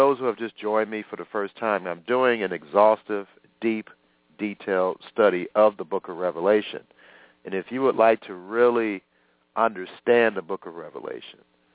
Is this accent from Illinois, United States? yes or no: yes; Illinois, United States; My home state, unfortunately, Illinois